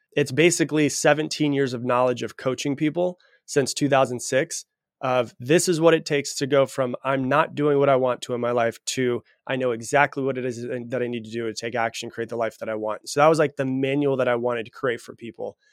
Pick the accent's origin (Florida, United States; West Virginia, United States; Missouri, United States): Florida, United States; I was raised in Florida.